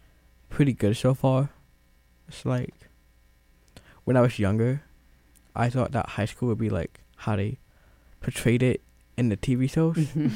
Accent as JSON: {"language": "English", "town": "New Haven", "region": "Connecticut", "country": "United States", "tie": "born or raised there", "also_born_or_lived": "Atlanta", "said": "I was born and raised in New Haven, but when I was in fifth grade, I moved to Atlanta for a year, and then came back."}